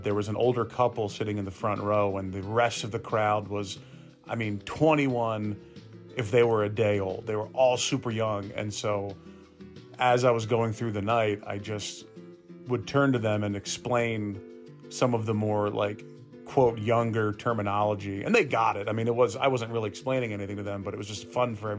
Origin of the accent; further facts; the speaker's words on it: Gwinnett County, Georgia, United States; also born or lived in Florida; now in Atlanta, United States; I grew up in Gwinnett County